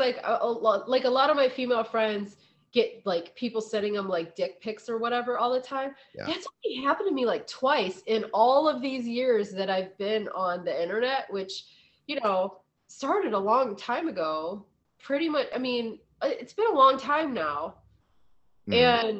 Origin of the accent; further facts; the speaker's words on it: Ohio, United States; I'm from Ohio.